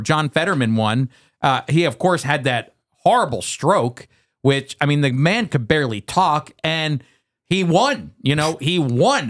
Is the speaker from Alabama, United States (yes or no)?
no; Pennsylvania, United States; now in South Jersey, United States; I grew up in Pennsylvania, so Pennsylvania's near and dear to my heart